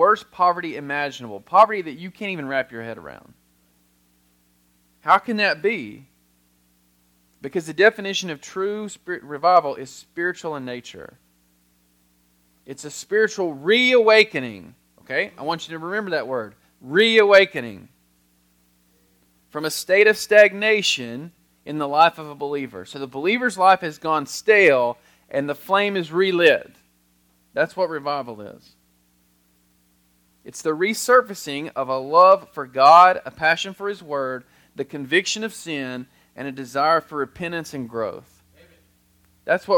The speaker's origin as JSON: {"language": "English", "country": "United States", "said": "as an American"}